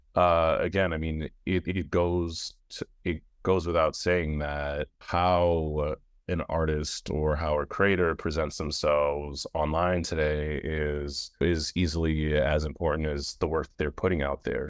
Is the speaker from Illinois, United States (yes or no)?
no; New York, United States; I'm a New York, I'm a New Yorker